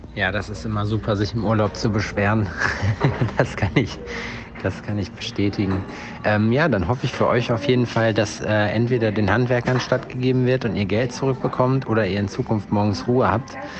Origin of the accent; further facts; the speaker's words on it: Germany; in Deutschland nach wie vor vermisse, zumindest in meiner Heimatstadt